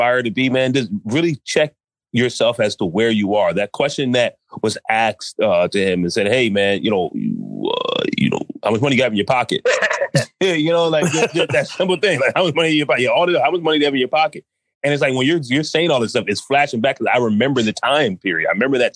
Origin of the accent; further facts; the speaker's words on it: New York, United States; now in Maryland, United States; I grew up in New York